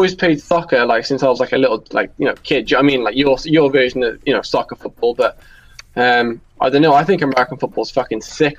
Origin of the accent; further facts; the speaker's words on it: Wales, United Kingdom; I'm from the United Kingdom, specifically from Wales